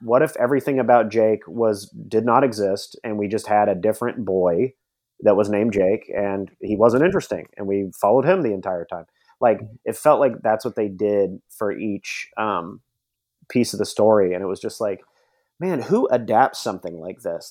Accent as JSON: {"language": "English", "town": "Nashville", "region": "Tennessee", "country": "United States", "tie": "born or raised there", "said": "I grew up in Nashville, Tennessee"}